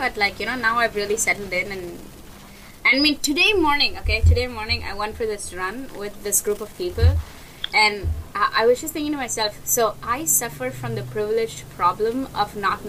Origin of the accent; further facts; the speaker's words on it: India; first language English; moved away as an adult; also born or lived in Singapore; now in Bali, Indonesia; I am from India. But at the moment, I'm based out of Singapore/Bali/the world.